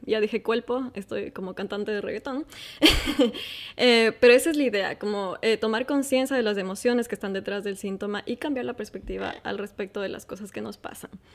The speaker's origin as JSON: {"language": "Spanish", "country": "Ecuador", "moved": "as an adult", "lives_now": "Qatar", "said": "soy ecuatoriana"}